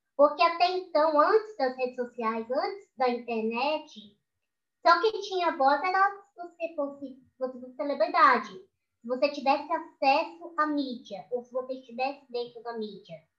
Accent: Aracaju, Sergipe, Brazil; moved away as an adult; now in São Paulo, Brazil; Eu tenho vivi 20 e poucos anos da minha vida aqui em Aracaju

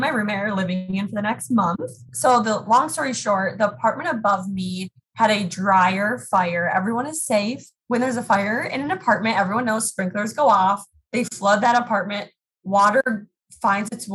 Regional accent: Minnesota, United States; also born or lived in North Dakota; Born and raised in Minnesota. So I'm currently sitting in the cities right now. So Minneapolis, Minnesota

